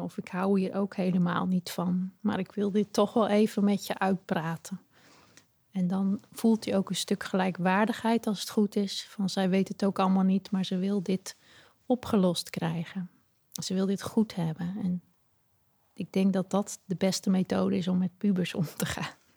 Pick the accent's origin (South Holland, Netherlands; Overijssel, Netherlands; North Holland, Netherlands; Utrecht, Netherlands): Overijssel, Netherlands; Kampen; Ik kom uit Kampen.